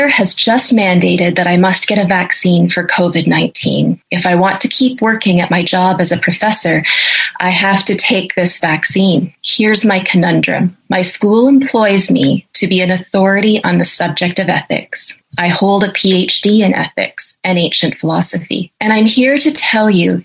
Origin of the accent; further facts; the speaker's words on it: Canada; I'm a professor of ethics and I'm a Canadian.